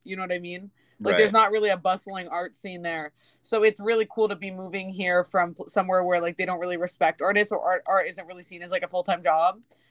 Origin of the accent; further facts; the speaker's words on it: Bethesda, Maryland, United States; I'm from right near Washington D.C., Bethesda, Maryland.